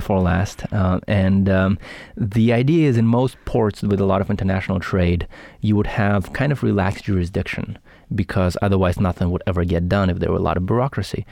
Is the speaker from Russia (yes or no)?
yes; Saint Petersburg, Russia; also born or lived in Los Angeles; now in Bay Area, United States; I'm from Russia, Saint